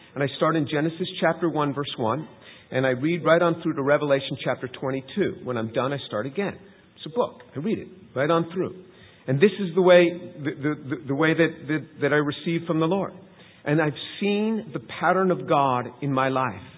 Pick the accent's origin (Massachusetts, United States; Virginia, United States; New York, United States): New York, United States; New York City area, United States; moved away; also born or lived in Manhattan; I grew up in in the New York City area. I was born in Manhattan, grew up just outside the city.